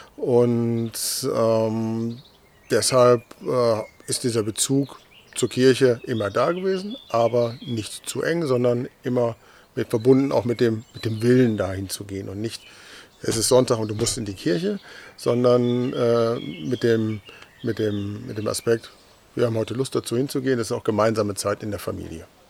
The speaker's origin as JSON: {"language": "German", "region": "North Rhine-Westphalia", "country": "Germany", "tie": "born or raised there", "moved": "as an adult", "lives_now": "Delmenhorst, Germany", "said": "bin gebürtiger Westfale"}